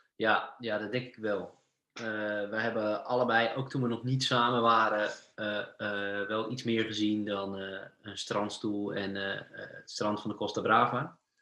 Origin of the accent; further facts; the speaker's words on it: Sassenheim, South Holland, Netherlands; moved away as an adult; now in Norway; Ik kom, eh, uit Sassenheim uit de Bollenstreek